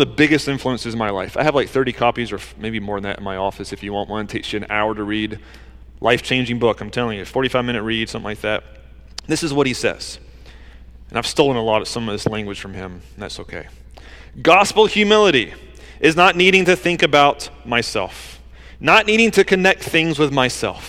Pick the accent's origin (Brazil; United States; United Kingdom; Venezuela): United States; Georgia; moved away as an adult; also born or lived in New Jersey; I grew up in Georgia where like Southern hospitality kind of stuff